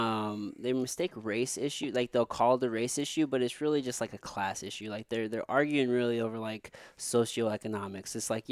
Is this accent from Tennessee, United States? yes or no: no; Jefferson City, Missouri, United States; also born or lived in Potosi, Missouri; now in St. Louis, United States; And I grew up in Jefferson City from the time I was, I don't know, like 11. But before then, I lived in Potosi, Missouri, which for the folks listening, it's a small little town, probably, I don't know, about an hour south of here in St. Louis.